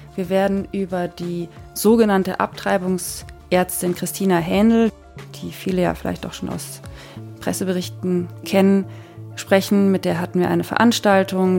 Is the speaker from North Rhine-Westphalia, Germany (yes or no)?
no; Franconia, Bavaria, Germany; moved away; also born or lived in Munich; Ich bin auch in München geboren, in Franken aufgewachsen